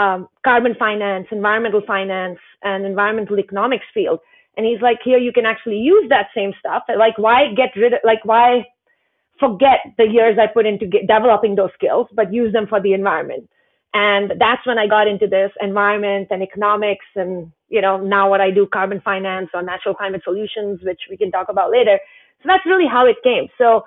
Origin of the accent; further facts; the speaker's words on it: Himalayas, India; I grew up in the Indian Himalayas and, father was in the military, so we moved a lot, but the family home in the Himalayas was really my only stable kind of home growing up.